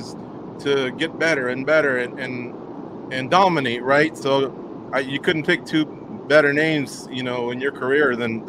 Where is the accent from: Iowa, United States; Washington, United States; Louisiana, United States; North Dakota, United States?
Iowa, United States; now in Florida, United States; from Iowa, living in Florida.